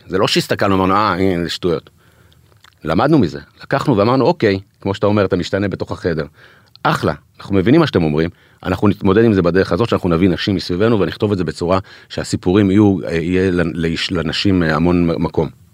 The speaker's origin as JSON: {"language": "Hebrew", "country": "Israel", "said": "אנחנו ישראלים"}